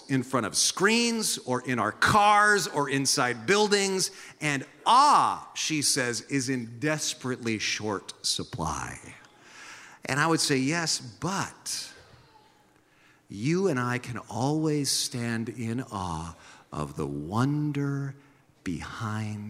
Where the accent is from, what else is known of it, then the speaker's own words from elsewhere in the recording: San Jose, California, United States; now in Santa Cruz, United States; I remember growing up in San Jose